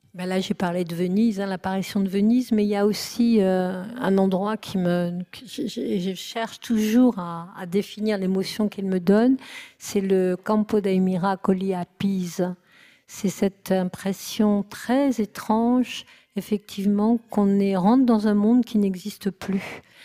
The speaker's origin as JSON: {"language": "French", "country": "France"}